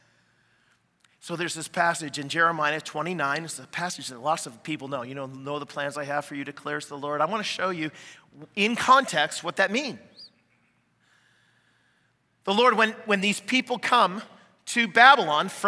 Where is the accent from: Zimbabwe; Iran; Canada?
Canada; now in United States; I'm Canadian